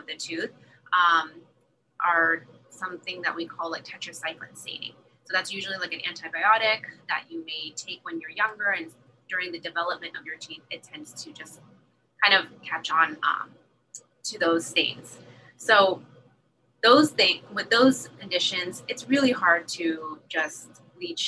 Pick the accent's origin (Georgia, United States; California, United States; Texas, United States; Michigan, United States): California, United States; San Jose; moved away as an adult; also born or lived in Iowa / Los Angeles; now in San Diego, United States; I'm actually from Iowa. I was born there and I grew up pretty much in San Jose